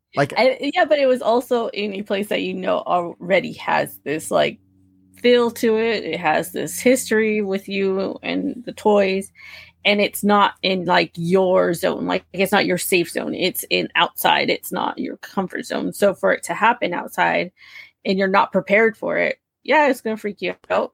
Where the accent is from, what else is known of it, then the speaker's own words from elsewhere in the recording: Southern California, United States; I'm from Southern California